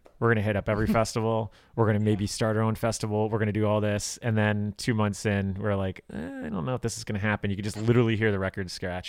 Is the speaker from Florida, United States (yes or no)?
yes; Miami, Florida, United States; moved away as an adult; now in Chicago, United States; I grew up in South Florida.